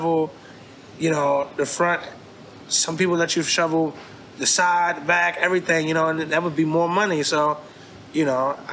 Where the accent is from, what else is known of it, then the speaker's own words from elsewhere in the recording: Baltimore, Maryland, United States; I'm from East Baltimore. I grew up on the Alameda